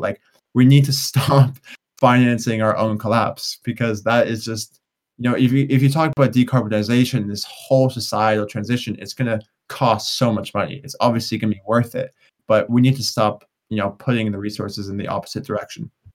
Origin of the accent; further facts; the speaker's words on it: United States; I'm obviously from the United States